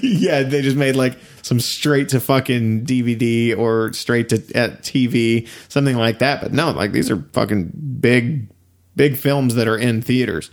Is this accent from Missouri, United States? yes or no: no; East Texas, United States; we're both from East Texas